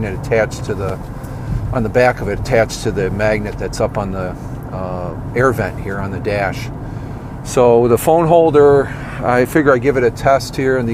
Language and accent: English; New York, United States; also born or lived in Minnesota; I grew up here in New York